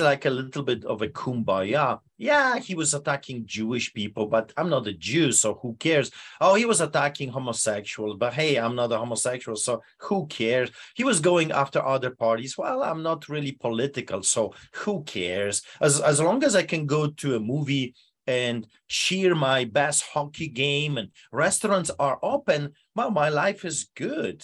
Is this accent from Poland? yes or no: yes; Poland; English is a second language; now in Canada; behind the Iron Curtain, uh, Poland